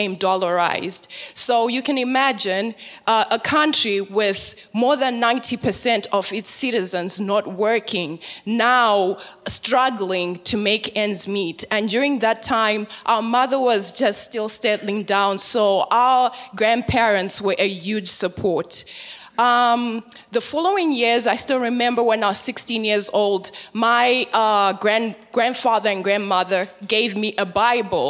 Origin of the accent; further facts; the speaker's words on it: Zimbabwe; moved away; born and raised in Zimbabwe, Africa